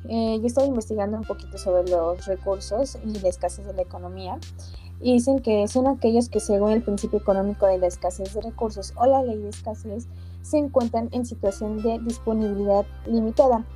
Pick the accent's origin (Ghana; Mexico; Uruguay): Mexico; Puebla; nosotros que somos de Puebla, pues aquí está la Volkswagen